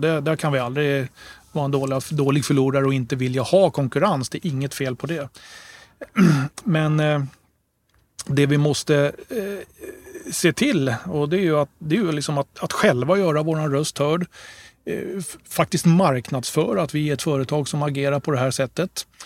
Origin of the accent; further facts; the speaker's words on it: Stockholm, Stockholm County, Sweden; also born or lived in Gotland; jag brukar också presentera mig som halvt gotlänning då därför att mina föräldrar eh, är gotlänningar båda två. Men ni hör ju ingen dialekt hos mig, eller hur? Och det beror på att eh, de flyttade till Stockholm precis innan jag föddes